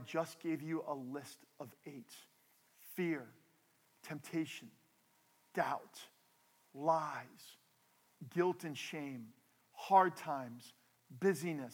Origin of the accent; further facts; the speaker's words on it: New Jersey, United States; We are from New Jersey. We are from the Northeast.